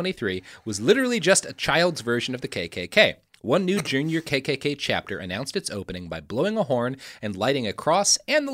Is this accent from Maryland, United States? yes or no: no; Texas, United States; The realm of Texas does not have a nice coast. Speaking as a Texan, don't go to Galveston.